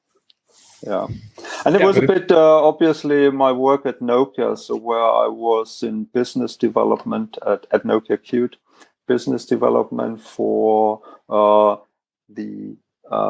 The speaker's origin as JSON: {"language": "English", "region": "Southern Bavaria", "country": "Germany", "said": "from Southern Bavaria."}